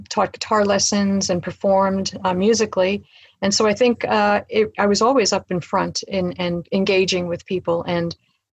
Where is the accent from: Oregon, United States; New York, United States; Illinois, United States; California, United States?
New York, United States; New York City; moved away as an adult; also born or lived in Colorado; now in Pierce County, United States; I grew up in Brooklyn, New York, and that is where my entire family still lives